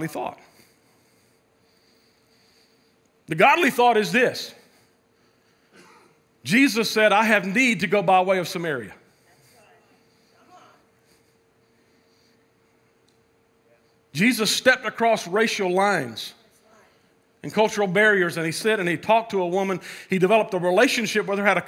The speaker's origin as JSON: {"language": "English", "country": "United States", "said": "I love being American."}